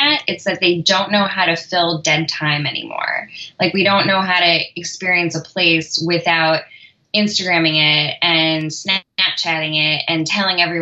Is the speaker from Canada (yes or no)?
no; New York, United States; moved away; I'm from New York originally, and the Temple of Dendur in the Met is like one of my favorite childhood haunts